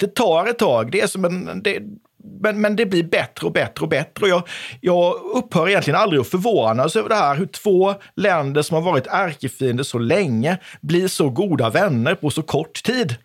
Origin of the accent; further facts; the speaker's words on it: Oskarshamn, Kalmar County, Sweden; now in Växjö, Sweden; Jag är född och uppvuxen i Oskarshamn, en plats som tidigare hette Döderhultsvik.